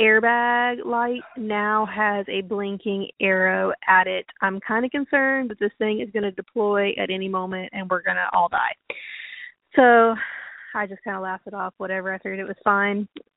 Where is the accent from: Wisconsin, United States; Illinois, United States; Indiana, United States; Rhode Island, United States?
Indiana, United States; Boonville; We're from Boonville, Indiana.